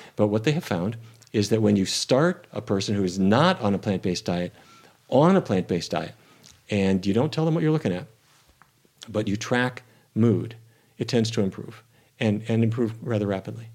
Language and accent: English; North Dakota, United States; growing up in North Dakota